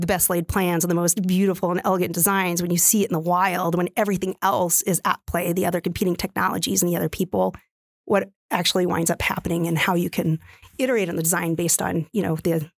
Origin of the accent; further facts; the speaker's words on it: West Coast, United States; now in Midwest, United States; I came out from the West Coast. My family will never forgive me, but I really believe that I could make a difference for nurses